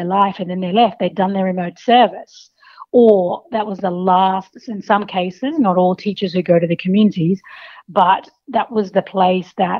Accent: Kowanyama, Queensland, Australia; I had several teachers growing up in Kawanyama who really stood out

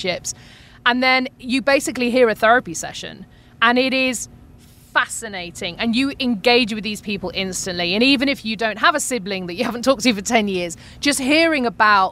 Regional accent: United Kingdom; accent: UK; moved away as an adult; now in Arizona, United States; I'm from Britain.

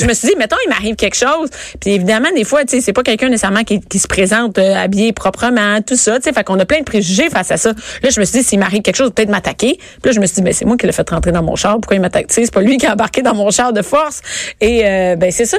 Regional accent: Rosemère, Quebec, Canada; je viens de Rosemère

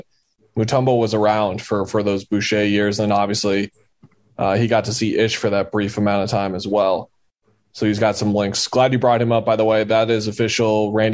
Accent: Phoenix, Arizona, United States; growing up in Arizona

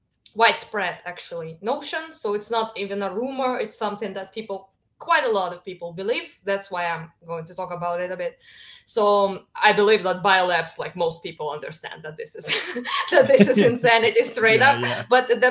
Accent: Kharkiv, Kharkiv Oblast, Ukraine; English is a second language; I'm from the East, Kharkiv, and I speak Russian.

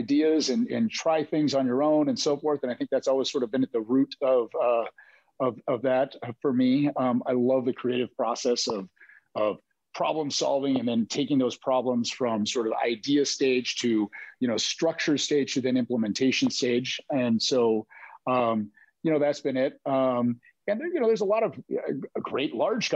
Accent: Seattle, Washington, United States; also born or lived in California; growing up in Seattle

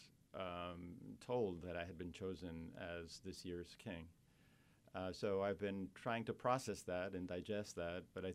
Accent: Costa Rica; moved away as an adult; now in New Orleans, United States; I came to pursue graduate education at Tulane as a passport or a ticket to go back to my home country to direct a research center. It's Costa Rica.

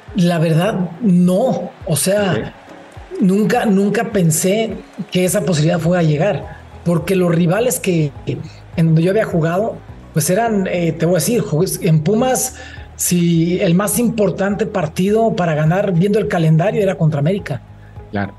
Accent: Uruapan, Michoacán, Mexico; moved away as an adult; also born or lived in Mexico City / Veracruz; yo me formé eh, fue en Uruapan. Yo soy de Uruapan, Michoacán

